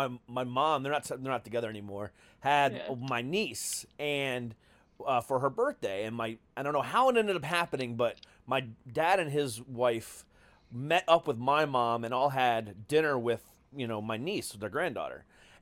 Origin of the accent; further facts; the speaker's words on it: Florida, United States; I'm like, I'm from Florida, man. What do you expect?